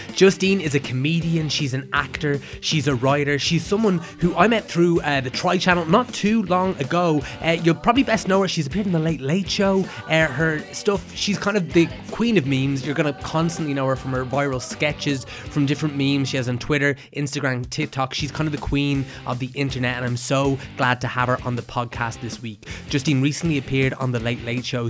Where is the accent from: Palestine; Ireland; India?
Ireland; Meath, Leinster; we're both from Meath